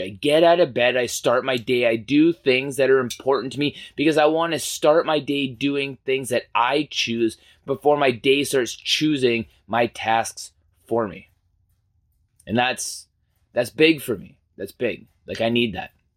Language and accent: English; Canada; as a Canadian